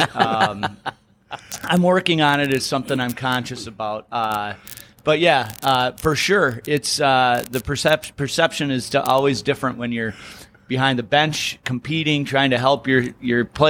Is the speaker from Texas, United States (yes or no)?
no; Madison, Wisconsin, United States; I grew up in Madison